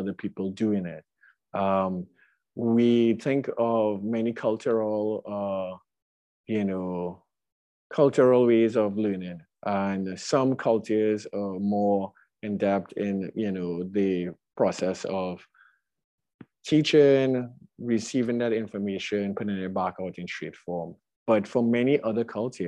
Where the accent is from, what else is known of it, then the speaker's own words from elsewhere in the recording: Trinidad & Tobago; moved away as an adult; now in Brooklyn, United States; my background growing up in Trinidad